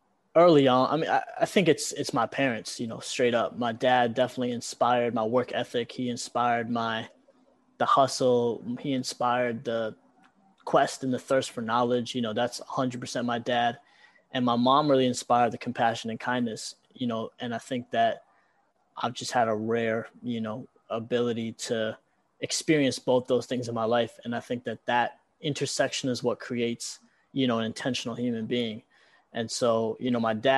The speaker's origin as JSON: {"language": "English", "region": "Massachusetts", "country": "United States", "tie": "born or raised there", "also_born_or_lived": "New York City / Calcutta (family origin)", "moved": "yes", "said": "I grew up in Massachusetts for the first part of my life, and then I moved to New York City for school"}